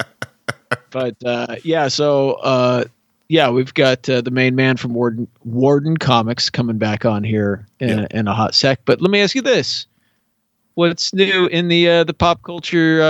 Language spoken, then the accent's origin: English; Arlington, Washington, United States; the fire station in my hometown, Arlington, Washington